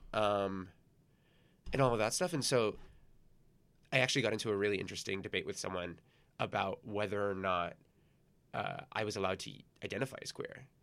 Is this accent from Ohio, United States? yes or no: no; San Gabriel Valley, California, United States; moved away as an adult; also born or lived in Torrance, California; now in New York, United States; I grew up in the San Gabriel Valley